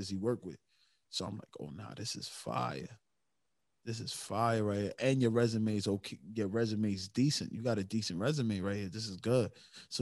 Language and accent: English; New York City, New York, United States; born and raised in the Bronx